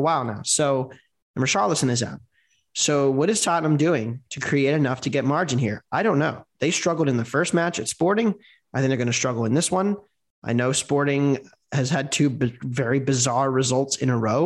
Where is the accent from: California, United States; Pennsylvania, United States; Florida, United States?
Pennsylvania, United States; Philadelphia; I'm from Philadelphia